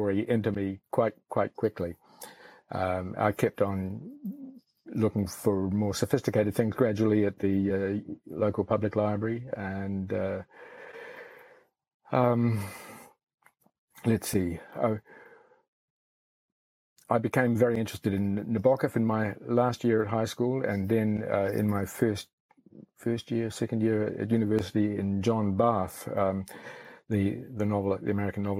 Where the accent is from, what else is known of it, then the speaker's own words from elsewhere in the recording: Palmerston North, Manawatū-Whanganui, New Zealand; also born or lived in Belfast, United Kingdom / Foxton Beach, New Zealand; now in Auckland, New Zealand; we moved into Palmerston North, where I stayed through my high school years